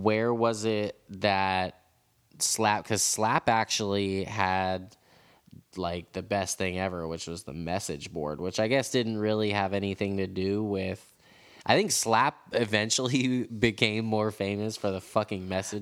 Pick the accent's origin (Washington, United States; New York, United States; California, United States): California, United States; San Francisco; I'm from San Francisco. I'm a San Francisco skateboarder